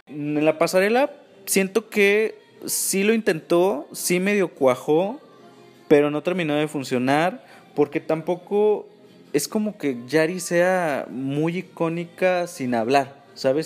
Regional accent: Mexico; como mexicanos

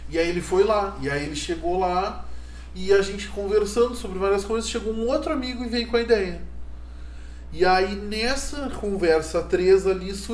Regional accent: São Paulo, Brazil; born there; E eu olhei pra cima e disse assim, claro que sou, nasci em São Paulo.

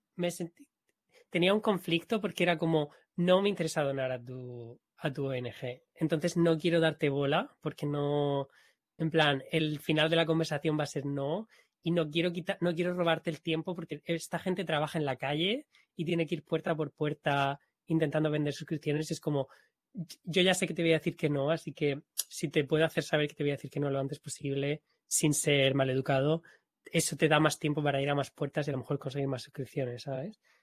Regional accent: Spain; accent: Spanish accent in English; yo hablando inglés con un acento español

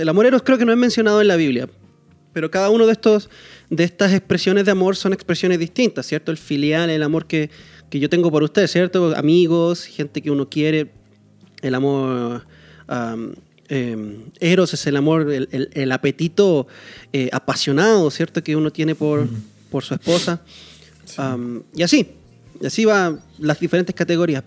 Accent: Chile; now in Costa Rica; yo como chileno, Chile me pertenece, es mi país. Este país donde yo vivo, Costa Rica, no es mi país

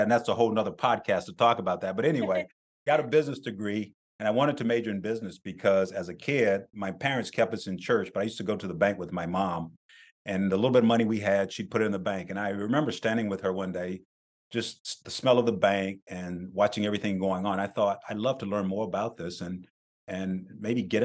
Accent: South Carolina, United States; I grew up very poor in South Carolina

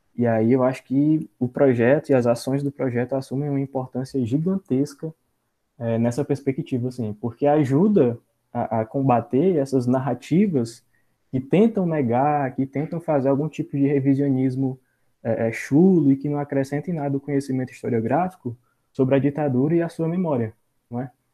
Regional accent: Senador Pompeu, Ceará, Brazil; sou aqui da cidade de Senador Pompeu

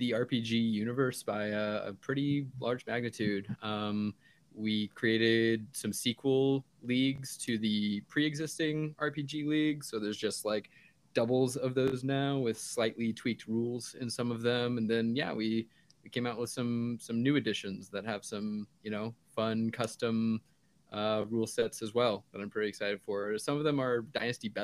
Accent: California, United States; moved away; I used to live about 30 minutes away when I grew up in California.

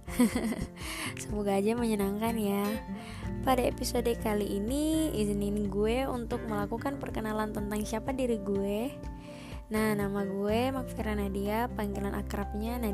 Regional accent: Pangkep, South Sulawesi, Indonesia; born there; now in Makassar, Indonesia; Gue juga lahir di Pangkep tanggal 10 bulan Juli tahun 2002. Saat ini gue tinggal di Makassar karena ya orang tua gue di sini.

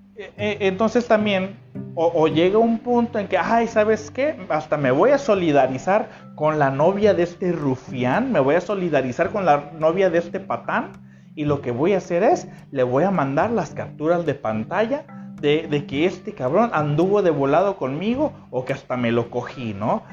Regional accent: Mexico; en México eh, utilizamos una frase que se llama le tira el calzón

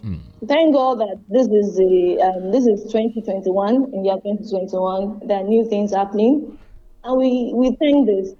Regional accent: Nigeria; first language Yoruba; let me say it in Yoruba and the way they say it in my hometown, Okunrilonile, the male owns the house

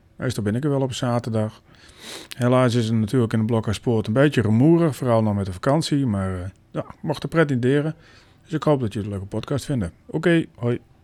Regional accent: Frisians, Friesland, Netherlands; als Friesen

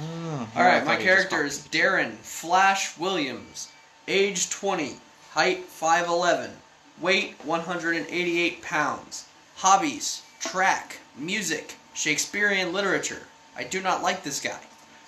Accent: United Kingdom; I wanted to go to the foyer, which I'm regretting, because I just walked into a bloody room. I'm British!

